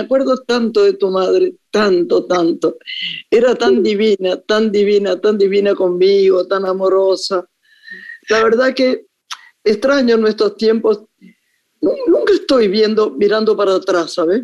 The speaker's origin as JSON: {"language": "Spanish", "country": "Argentina", "also_born_or_lived": "Paris, France", "moved": "as an adult", "said": "yo que soy profundamente argentina"}